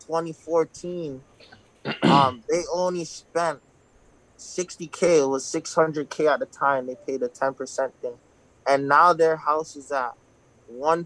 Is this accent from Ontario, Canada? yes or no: yes; Toronto, Ontario, Canada; I'm from Toronto